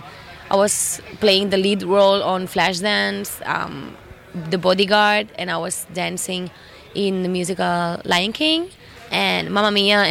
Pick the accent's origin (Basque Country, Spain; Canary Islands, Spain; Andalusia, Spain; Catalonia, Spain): Catalonia, Spain; Barcelona; moved away as an adult; also born or lived in Cuba; now in Madrid, Spain; Yes, I was born in Cuba. And I grew up in Barcelona. And now I live in Madrid, Spain.